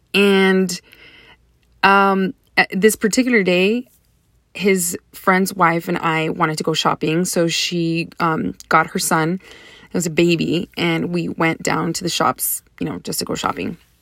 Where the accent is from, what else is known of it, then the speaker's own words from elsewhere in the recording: Deep South Texas, United States; moved away as an adult; now in San Antonio, United States; I grew up in Deep South Texas, which is predominantly Hispanic, um, culture.